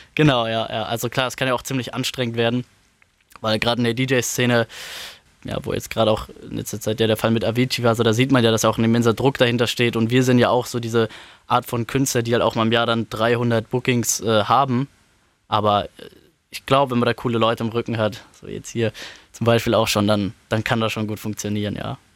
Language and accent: German; Frankfurt am Main, Hesse, Germany; ich bin aufgewachsen in Frankfurt am Main, äh, Stadtteil Bergen-Enkheim, da wohne ich jetzt immer noch